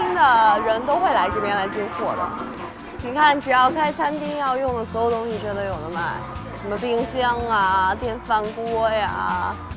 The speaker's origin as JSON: {"language": "Chinese", "country": "China", "said": "我们中国人"}